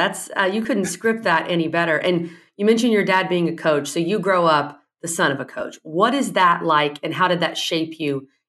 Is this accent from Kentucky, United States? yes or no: no; Texas, United States; moved away; I'm also from Texas.